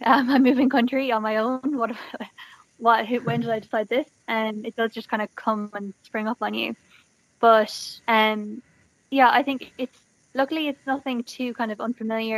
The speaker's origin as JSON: {"language": "English", "town": "Galway", "region": "Connacht", "country": "Ireland", "said": "I am from Galway, and I went to I went to college in NUIG"}